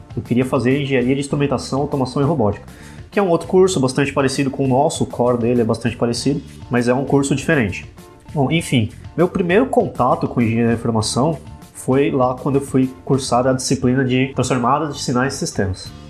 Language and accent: Portuguese; Ribeirão Pires, São Paulo, Brazil; Sou de Ribeirão Pires, moro aqui pertinho